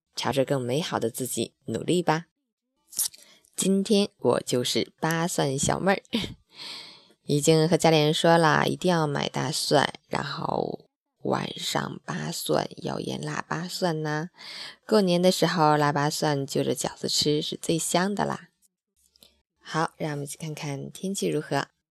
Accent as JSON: {"language": "Chinese", "town": "Harbin", "region": "Heilongjiang", "country": "China", "tie": "born or raised there", "said": "我也是土生土长的哈尔滨人"}